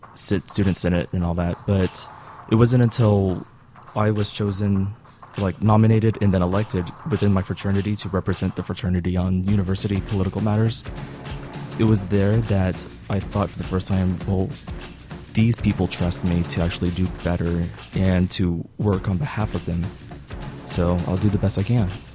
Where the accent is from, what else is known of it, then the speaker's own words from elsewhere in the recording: Dallas, Texas, United States; I'm from Dallas, Texas